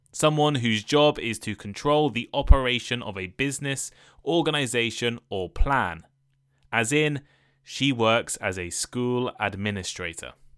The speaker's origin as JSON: {"language": "English", "country": "United Kingdom", "tie": "born or raised there", "said": "my hometown invented pancake racing."}